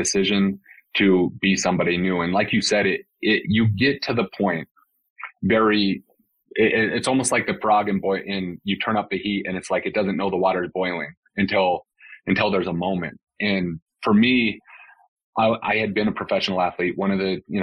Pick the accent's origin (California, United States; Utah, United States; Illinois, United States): Utah, United States; West Valley City; moved away as an adult; also born or lived in Salt Lake City, Utah; now in Scottsdale, United States; I grew up in West Valley City, Utah